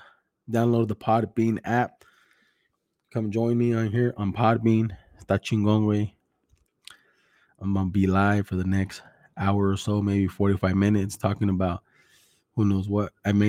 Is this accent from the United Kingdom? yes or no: no; Greenfield, California, United States; I'm from Greenfield, fool. Same shit, güey. Greenfield, King City, South County.